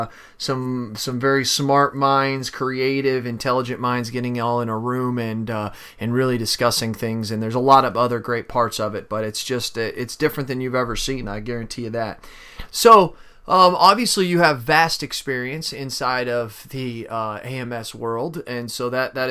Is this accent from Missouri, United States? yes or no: yes; St. Louis area, Missouri, United States; right outside of my hometown there